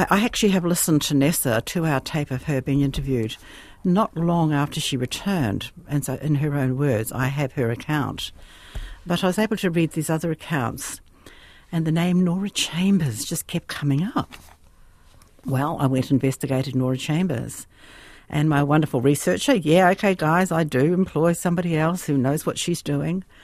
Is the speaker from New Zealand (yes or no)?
yes; Te Awamutu, Waikato, New Zealand; moved away as an adult; also born or lived in Christchurch; now in Australia; Te Awamutu.